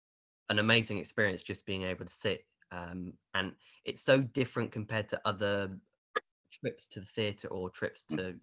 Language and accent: English; Bournemouth, South West England, United Kingdom; the Bournemouth Symphony Orchestra in, you know, in my hometown